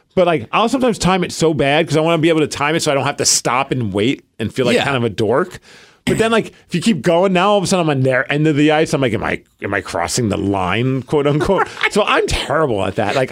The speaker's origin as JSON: {"language": "English", "town": "New York City", "region": "New York", "country": "United States", "said": "I'm from Brooklyn"}